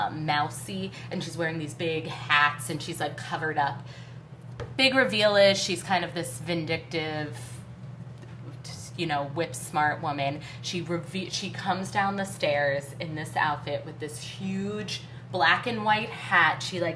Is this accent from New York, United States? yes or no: yes; New York City, New York, United States; born there; And I'm not just saying that because I was born in the West Village, okay?